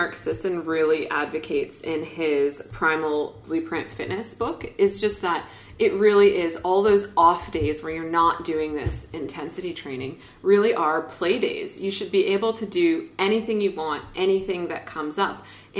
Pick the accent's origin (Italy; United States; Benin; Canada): Canada; I'm Canadian. I love the French.